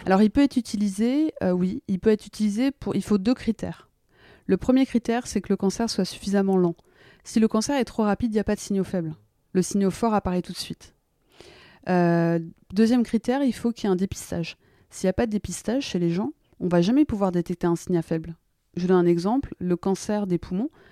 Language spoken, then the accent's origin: French; France; moved away as an adult; also born or lived in United States; je me sens très française et très américaine, donc c'est toujours très compliqué. Et moi, je suis partie, j'avais 26 ans de France